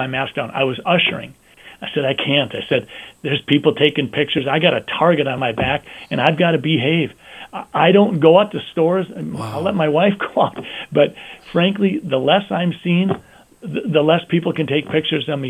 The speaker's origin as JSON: {"language": "English", "town": "Sleepy Eye", "region": "Minnesota", "country": "United States", "said": "I'm a guy from Sleepy Eye who's been practicing medicine for 35 years"}